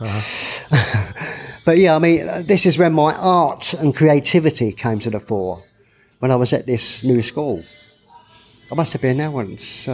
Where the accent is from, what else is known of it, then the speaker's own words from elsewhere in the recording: London, United Kingdom; I was brought up in the Brick Lane area. I went to school in Columbia Road Market